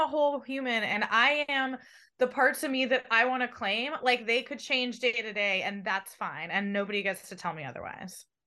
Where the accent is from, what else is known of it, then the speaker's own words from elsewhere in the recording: San Diego, California, United States; also born or lived in Santa Barbara; I grew up in San Diego